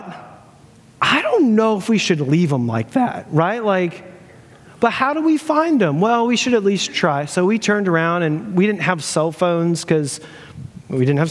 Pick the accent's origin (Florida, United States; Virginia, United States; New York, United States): Florida, United States; I'm from Florida, me and my buddy John